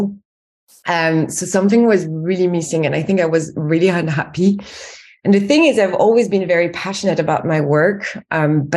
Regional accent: France; accent: French; English is a second language; moved away as an adult; now in United Kingdom; as you can tell from my accent, I'm actually French, but I've been based in the UK for over 10 years now

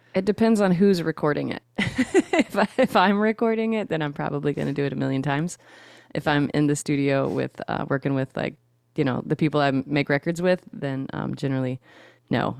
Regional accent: Shreveport, Louisiana, United States; now in South Louisiana, United States; Shreveport, Louisiana is where I was born and raised

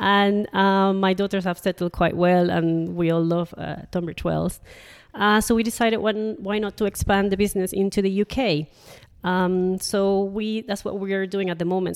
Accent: Panama; moved away as an adult; also born or lived in Nottingham, United Kingdom; now in Jersey; I'm originally from Panama

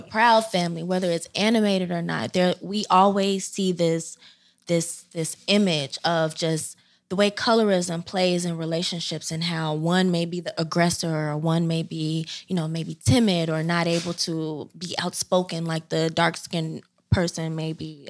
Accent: Chicago, Illinois, United States; moved away as an adult; now in Philadelphia, United States; I hail from South Side of Chicago. Um, I'm Chi Town all the way

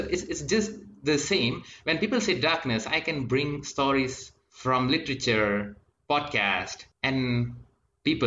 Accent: Ipoh, Perak, Malaysia; I'm from Ipoh, Perak, Malaysia.

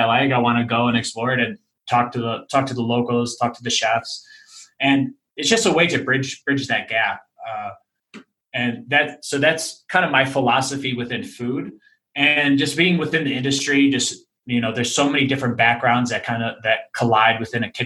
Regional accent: Chicago, Illinois, United States; moved away as an adult; now in Denver, United States; I'm originally from Chicago, but moved here 2 years ago.

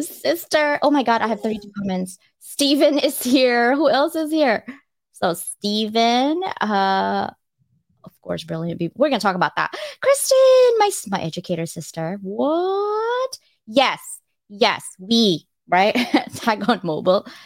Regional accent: Philippines; moved away; I was born in the Philippines

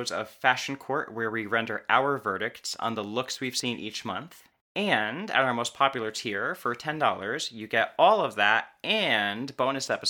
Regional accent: United States

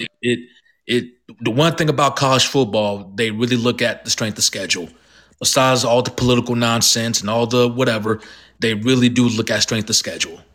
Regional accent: Georgia, United States; I'm from Georgia, and I'm very familiar with Georgia sports

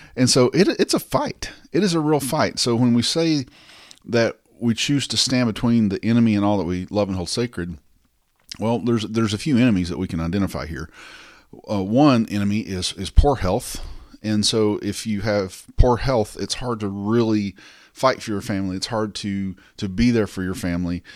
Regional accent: the South, United States; I'm from the South

